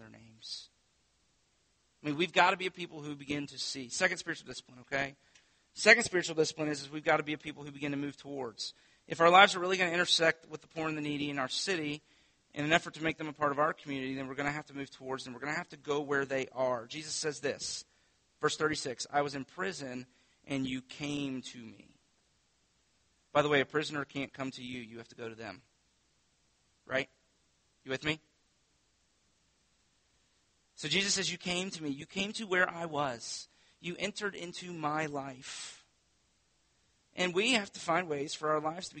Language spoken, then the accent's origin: English; Winter Haven, Florida, United States; I grew up on Lake Eloise in southeast Winter Haven.